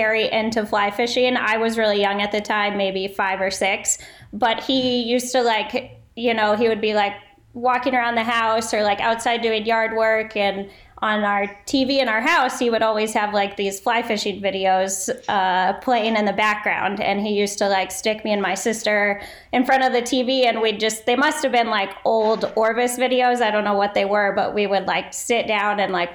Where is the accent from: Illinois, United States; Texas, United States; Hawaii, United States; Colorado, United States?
Colorado, United States; Fort Collins; now in Hailey, United States; I grew up in Colorado. I grew up in Fort Collins, and have lived in ski towns my entire life